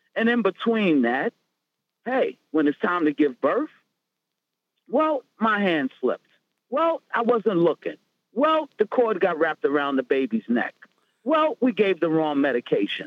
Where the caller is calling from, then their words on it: Rockland County, New York, United States; I'm calling from Rockland County